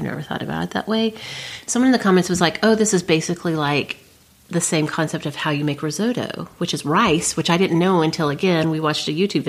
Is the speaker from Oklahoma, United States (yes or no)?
yes; Oklahoma, United States; I'm a hick. I'm from Oklahoma.